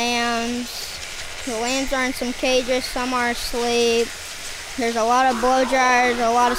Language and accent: English; Perkins, Oklahoma, United States; I'm from Perkins, Oklahoma. I'm 10 years old